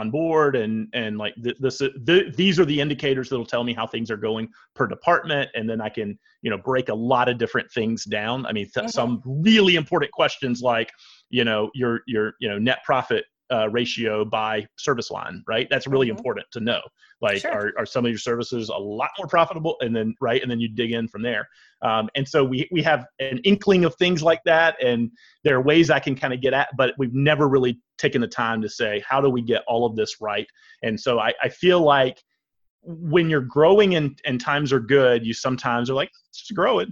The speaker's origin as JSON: {"language": "English", "region": "Georgia", "country": "United States", "lives_now": "Atlanta, United States", "said": "I've lived in Atlanta for 5 years. So I was from Georgia, but moved here from another part."}